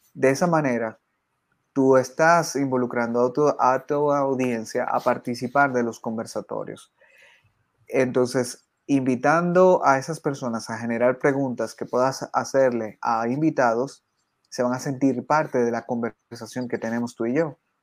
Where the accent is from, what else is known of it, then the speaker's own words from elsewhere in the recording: San Cristóbal, Dominican Republic; yo soy de, República Dominicana, soy de San Cristóbal, que es una provincia que queda al sur del país